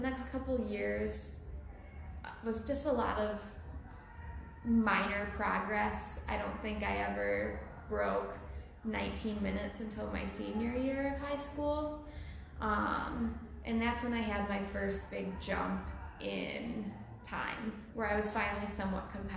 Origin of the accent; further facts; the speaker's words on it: Crystal Lake, Illinois, United States; moved away as an adult; also born or lived in Iowa City, Iowa; now in Madison, United States; I went to high school in Crystal Lake, Illinois. That's where I've lived my entire life up until I moved for college.